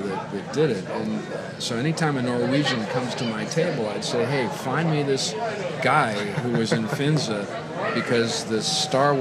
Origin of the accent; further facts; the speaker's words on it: United States; moved away as an adult; also born or lived in London; as an American